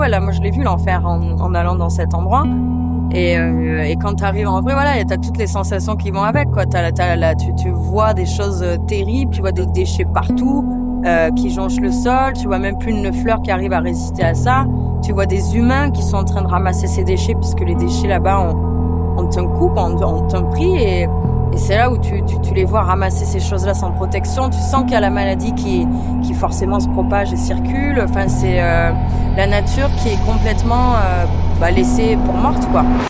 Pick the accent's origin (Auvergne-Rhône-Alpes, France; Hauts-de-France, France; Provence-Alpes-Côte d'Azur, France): Provence-Alpes-Côte d'Azur, France; Avignon; Je viens d'Avignon